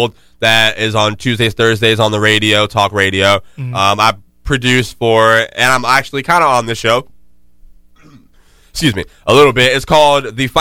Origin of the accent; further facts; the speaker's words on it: Jacksonville, Florida, United States; moved away; Duval. Let's go, my fucking city